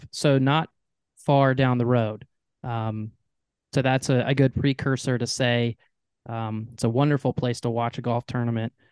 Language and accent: English; North Carolina, United States; as a North Carolinian myself